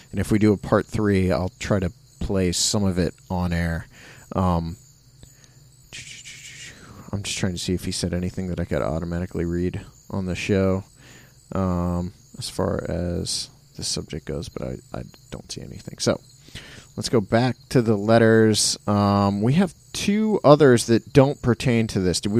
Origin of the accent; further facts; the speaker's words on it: England, United Kingdom; now in Scotland, United Kingdom; I'm English, but I live on the west coast of Scotland